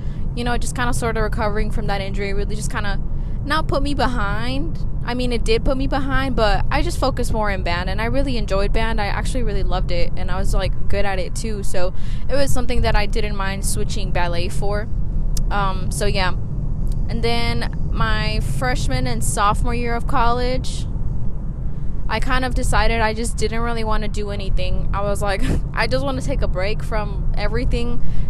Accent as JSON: {"language": "English", "country": "Mexico", "accent": "Mexican", "said": "Sorry, my Mexican accent came out."}